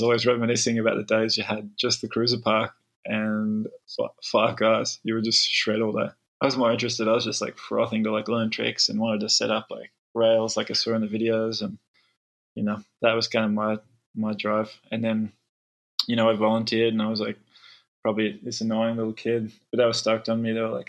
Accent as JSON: {"language": "English", "town": "Melbourne", "region": "Victoria", "country": "Australia", "tie": "born there", "said": "Like, I was born in Melbourne, haven't been back there since."}